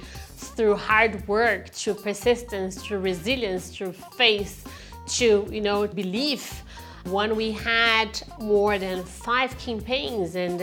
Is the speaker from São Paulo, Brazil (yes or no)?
yes; Ribeirão Preto, São Paulo, Brazil; moved away as an adult; now in London, United Kingdom; I was born in Brazil in a city called Ribeirão Preto. It's a countryside on the state of São Paulo.